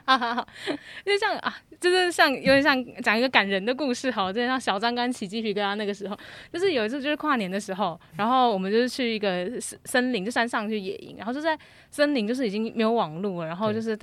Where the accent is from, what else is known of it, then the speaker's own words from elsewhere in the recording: Taiwan; 我是来自台湾